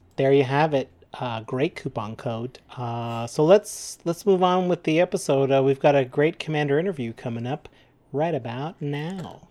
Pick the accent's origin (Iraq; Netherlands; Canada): Canada; We're proud Canadian podcasters